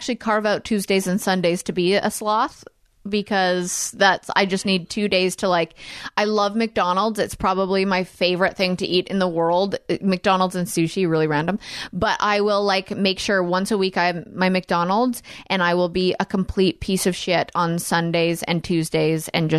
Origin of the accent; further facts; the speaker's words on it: United Kingdom; I am like I'm very British. I'm very, very British.